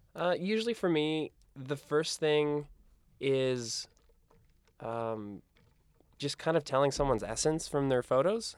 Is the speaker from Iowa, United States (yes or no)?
yes; Iowa, United States; moved away as an adult; also born or lived in San Diego; now in New York, United States; I grew up in Iowa